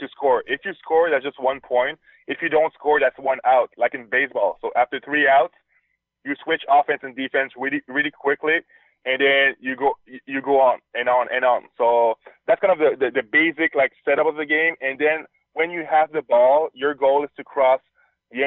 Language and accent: English; Quebec City, Quebec, Canada; I'm from Quebec City, the French part of Canada.